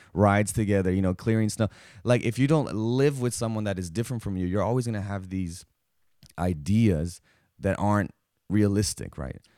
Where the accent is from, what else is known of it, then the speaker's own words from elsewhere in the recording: South Texas, United States; me growing up in South Texas